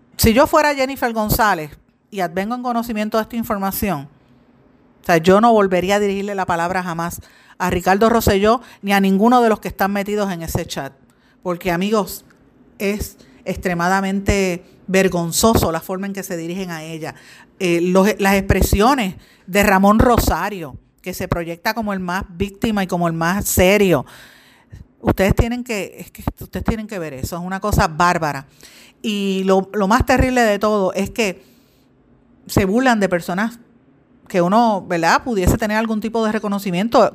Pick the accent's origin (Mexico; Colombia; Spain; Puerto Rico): Puerto Rico; uno como puertorriqueña